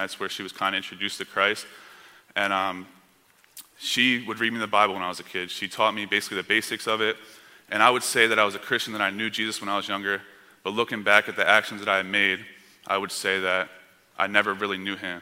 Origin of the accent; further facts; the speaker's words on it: near Camden, New Jersey, United States; moved away; I was born in a city called Camden, New Jersey, which at one time was one of the most dangerous cities in America and also the most poverty-stricken area in America. And so I grew up about 10, 15 minutes away from there